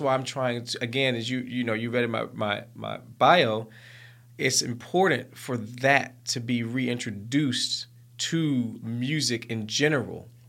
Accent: Mountain Brook, Alabama, United States; moved away as an adult; also born or lived in London, United Kingdom; I was a young black man born and raised in Mountain Brook, Alabama

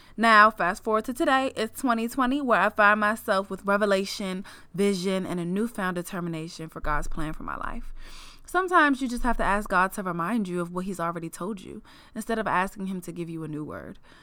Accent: Prince George's County, Maryland, United States; moved away as an adult; also born or lived in Los Angeles; I am born and raised in Prince George's County, Maryland

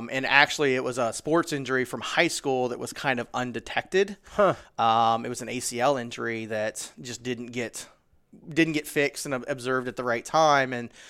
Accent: Springfield, Ohio, United States; So, you know, actually I'm from Springfield, Ohio, pretty much smack dab in the middle of the state.

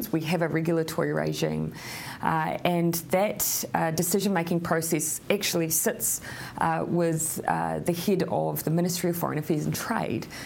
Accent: New Zealand; as a New Zealander grounded with strong values in human rights as our nation is

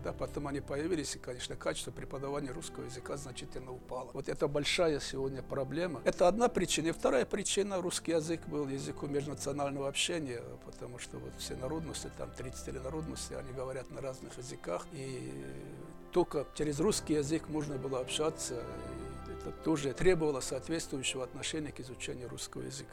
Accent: Dagestan, Russia; Russian is a second language; Родился я уже давно, в Дагестане, в горном ауле. До пятого класса учился в этом ауле.

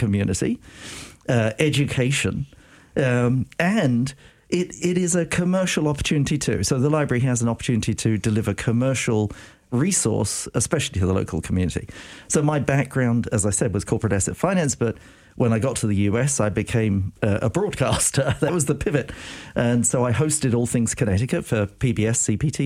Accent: United Kingdom; accent: British; moved away as an adult; now in United States; I am British

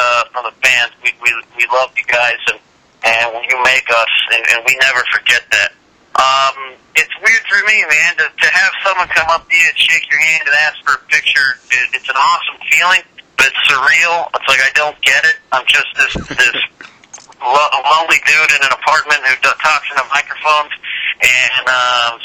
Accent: California, United States; I grew up in California.

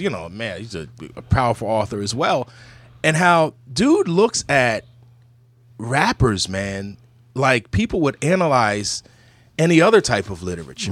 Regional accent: Burlington, New Jersey, United States; I'm from Burlington City

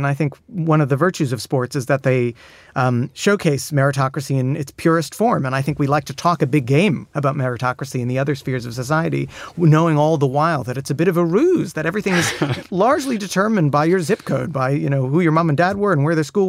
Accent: United States; I'm American.

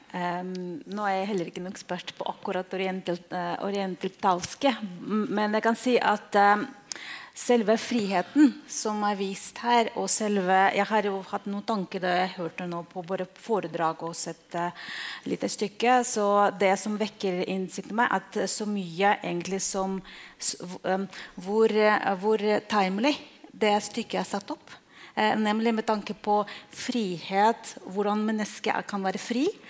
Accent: Russia; for meg som en russer

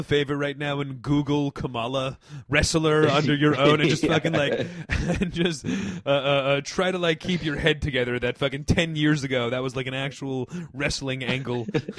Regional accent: Hawaii, United States; Like, I'm from Hawaii, and that's what he made me do.

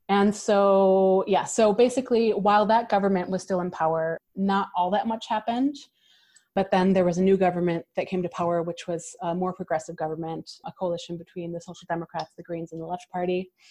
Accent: Canandaigua, New York, United States; but for us in Rochester as well. I grew up in Canandaigua.

